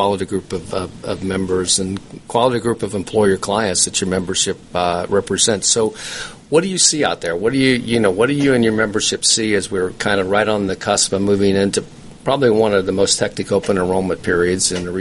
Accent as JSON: {"language": "English", "region": "Ohio", "country": "United States", "moved": "yes", "said": "I'm a Buckeye that misses my home state"}